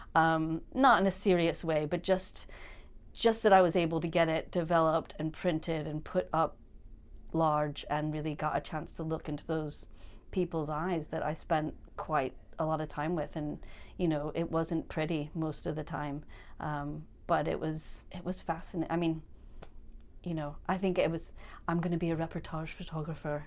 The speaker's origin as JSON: {"language": "English", "town": "St. Louis", "region": "Missouri", "country": "United States", "tie": "born or raised there", "also_born_or_lived": "Chicago", "moved": "as an adult", "lives_now": "Edinburgh, United Kingdom", "said": "growing up in Saint Louis"}